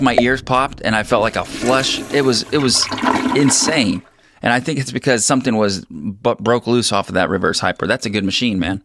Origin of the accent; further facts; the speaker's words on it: Long Beach Peninsula near Chinook, Washington, United States; I am born and bred here.